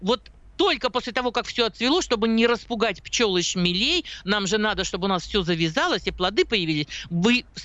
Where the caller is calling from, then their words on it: Moscow Oblast, Russia; Я из Московской области.